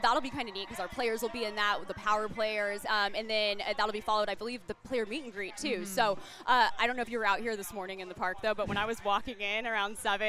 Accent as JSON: {"language": "English", "town": "Anaheim", "region": "California", "country": "United States", "tie": "born or raised there", "said": "I'm born and raised in Southern California, right here in Orange County, kind of an Anaheim local."}